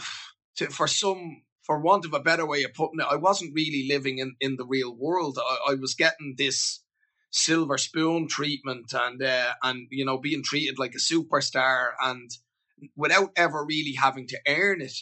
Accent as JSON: {"language": "English", "country": "Ireland", "moved": "as an adult", "said": "I moved away from Ireland"}